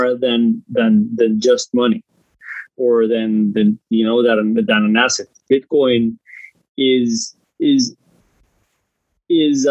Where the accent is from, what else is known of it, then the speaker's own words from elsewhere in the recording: Guatemala; I'm from Guatemala